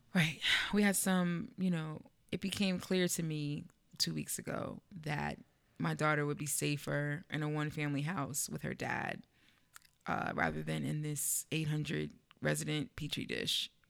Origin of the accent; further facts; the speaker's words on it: East Orange, New Jersey, United States; now in Bloomfield, United States; the next town over on the other side where I grew up in East Orange, no gentrification.